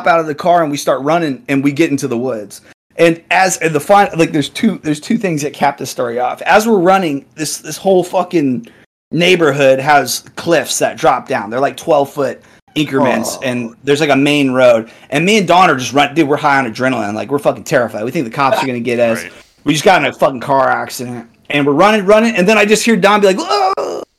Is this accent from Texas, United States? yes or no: yes; Texas, United States; I was down in Texas, man.